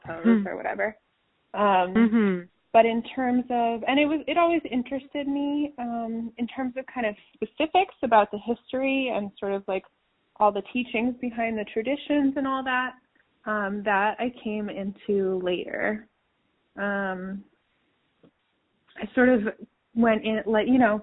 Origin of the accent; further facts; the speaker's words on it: New London, Connecticut, United States; moved away as an adult; also born or lived in Washington / New York City; I'm in New London, Connecticut right now, which is my hometown, and I just recently moved back here.